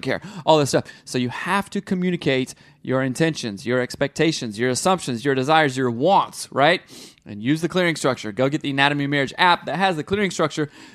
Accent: the South, United States; growing up in the South

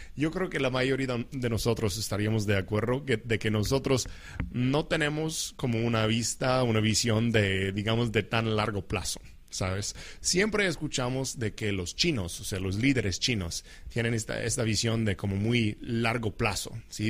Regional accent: United States; como un americano, como alguien que vive en los Estados Unidos

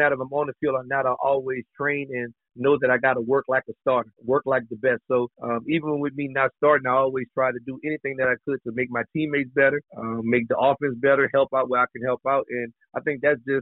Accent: Louisiana, United States; I'm a Southern boy, so I'm from Louisiana

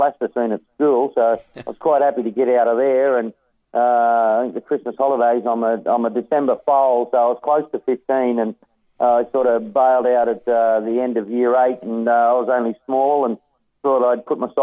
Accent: Kangaroo Valley, Nowra, Maroubra, New South Wales, Australia; also born or lived in Sydney; I spent a lot of my youth at, down in Kangaroo Valley, Nowra, also around the Malabar, Maroubra area in Sydney

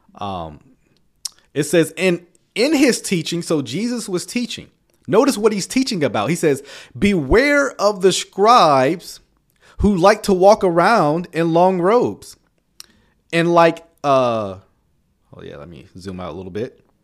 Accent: the South, United States; I come from the South, right? We grew up on spades and dominoes

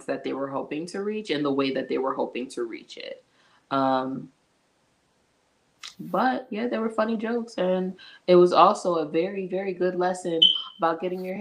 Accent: New York, United States; I'm also from New York

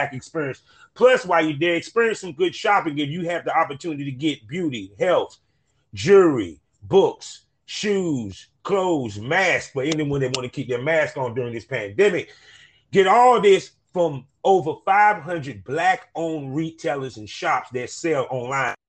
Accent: North Carolina, United States; accent: country twang; I am from North Carolina. I'm a country boy

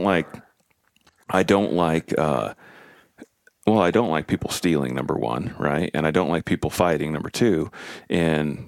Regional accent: Stanwood, Washington, United States; We're from Western Washington. I'm from Stanwood

